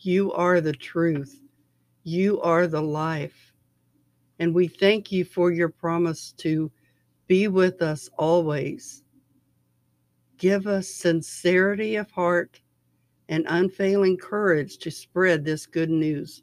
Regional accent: Cincinnati, Ohio, United States; my hometown, my home city of Cincinnati

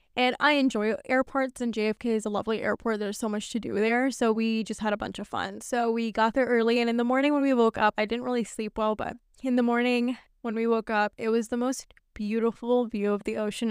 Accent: New York, United States; also born or lived in Pakistan (family) / Scottsdale, Arizona; I'm a New Yorker

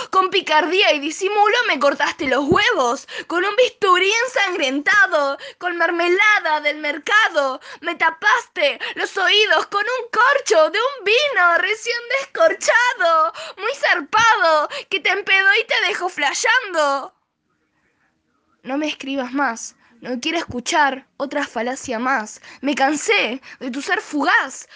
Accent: Zona Norte, Buenos Aires Province, Argentina; soy de Zona Norte, Buenos Aires

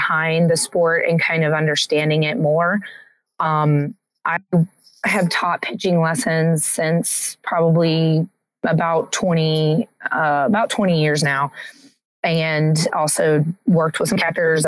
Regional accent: Tulsa, Oklahoma, United States; also born or lived in Virginia; now in North Carolina, United States; I'm originally from Tulsa, Oklahoma

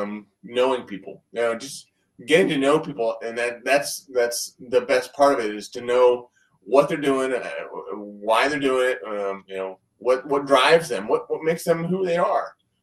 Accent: Columbus, Ohio, United States; I am from Columbus, Ohio.

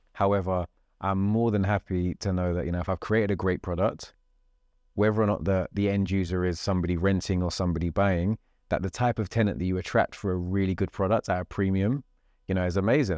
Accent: London, United Kingdom; I'm talking very London because I'm a Londoner, I'm a South Londoner.

